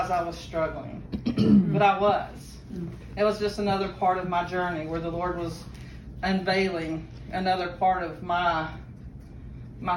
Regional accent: Fort Worth, Texas, United States; I'm from Fort Worth.

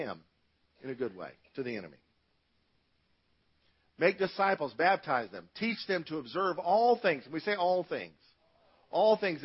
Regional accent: United States; as American Christians

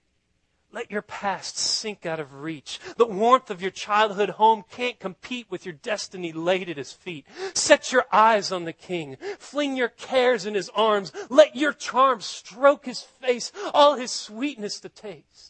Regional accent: Austin, Texas, United States; I'm from Austin

